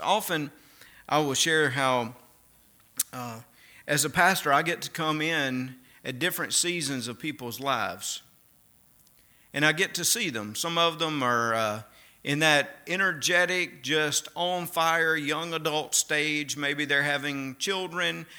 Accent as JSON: {"language": "English", "region": "Mississippi", "country": "United States", "accent": "Mississippi", "moved": "yes", "said": "my Mississippi accent"}